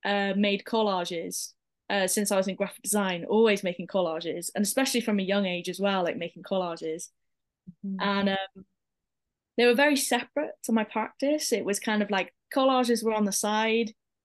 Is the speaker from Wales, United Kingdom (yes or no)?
yes; Pembrokeshire, Wales, United Kingdom; So I started my journey in Pembrokeshire College. So I'm originally from Pembrokeshire. Mm-hmm. And then I moved to Cardiff for uni.